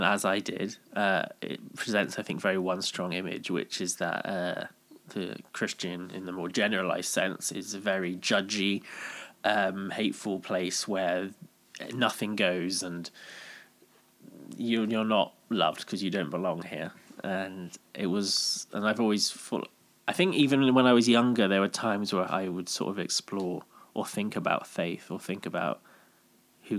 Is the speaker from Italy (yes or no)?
no; Bristol, South West England, United Kingdom; just growing up in Bristol, worked in retail